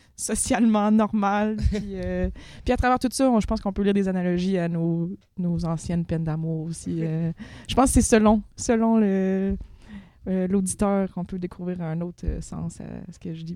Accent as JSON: {"language": "French", "region": "Quebec", "country": "Canada", "said": "on est au Québec"}